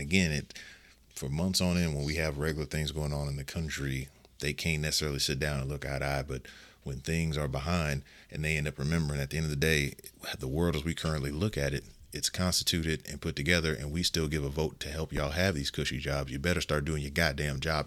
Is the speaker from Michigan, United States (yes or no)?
no; Las Vegas, Nevada, United States; this is my hometown